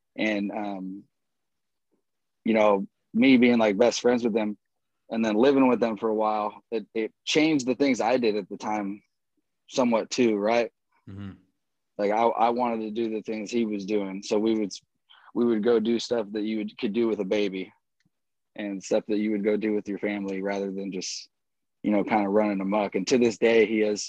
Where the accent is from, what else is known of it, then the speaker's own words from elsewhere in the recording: Roseburg, Oregon, United States; moved away; also born or lived in Portland, Oregon / Houston, Texas / San Francisco, California; I grew up in Southern Oregon for the most part.